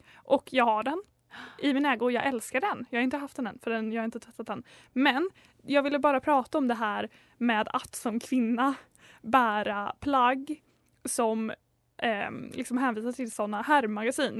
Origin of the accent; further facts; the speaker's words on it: Linköping, Östergötland, Sweden; moved away; i somras så var jag hemma i Linky Pink